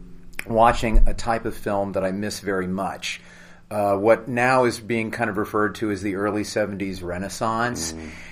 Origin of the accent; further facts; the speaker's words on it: Louisville, Kentucky, United States; now in Los Angeles, United States; We're both from Louisville, Kentucky